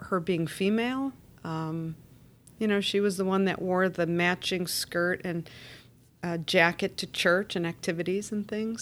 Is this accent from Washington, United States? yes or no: no; Chicago, Illinois, United States; I'm a native Chicagoan